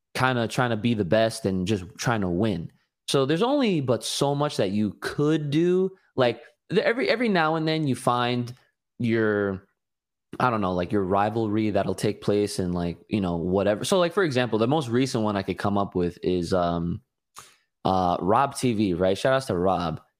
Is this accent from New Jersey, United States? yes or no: yes; New Jersey, United States; I'm from New Jersey